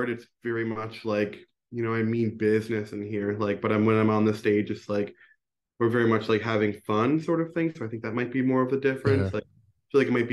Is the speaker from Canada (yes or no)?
yes; Glace Bay, Nova Scotia, Canada; I'm from Glace Bay, so okay, a bit further away.